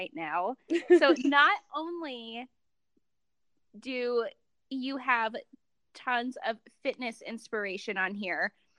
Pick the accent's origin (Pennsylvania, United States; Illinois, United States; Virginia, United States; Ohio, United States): Ohio, United States; moved away; I'm originally from Ohio